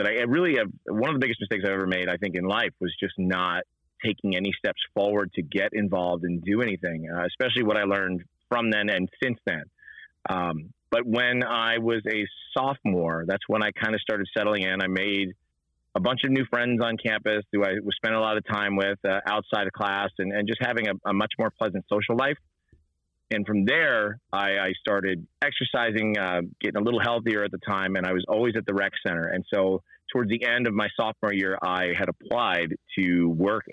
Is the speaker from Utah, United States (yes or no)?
no; Rahway, New Jersey, United States; I grew up in Rahway, New Jersey. And so North Jersey, not too far out of New York City